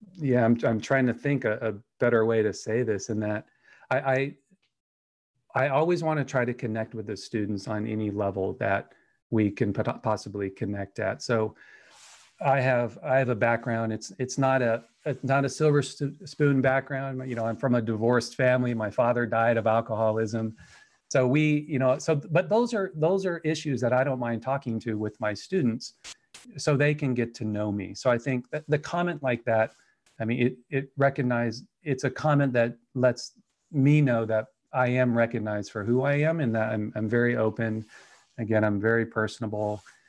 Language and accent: English; Anaheim, California, United States; moved away as an adult; now in Idaho, United States; I was born in Anaheim, California, and then, uh, you know, did the, the linear path all the way to the University of California at Riverside